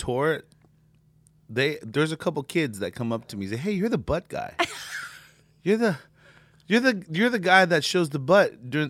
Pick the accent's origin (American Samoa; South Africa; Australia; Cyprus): American Samoa; also born or lived in Samoa; Originally, I'm from Samoa, American Samoa.